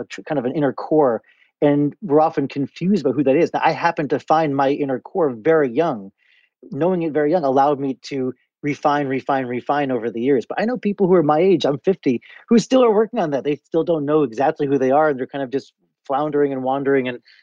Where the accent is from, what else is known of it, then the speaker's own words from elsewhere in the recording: Chappaqua, New York, United States; I grew up in Chappaqua, New York